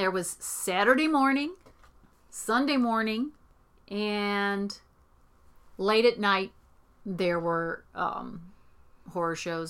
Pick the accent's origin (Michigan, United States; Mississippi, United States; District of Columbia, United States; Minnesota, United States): Michigan, United States; Oakland County, outside Detroit; I was born in Detroit. I grew up a little bit outside of Detroit in Oakland County.